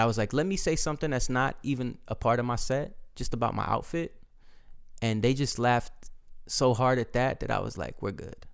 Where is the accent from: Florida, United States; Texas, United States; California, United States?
Florida, United States; moved away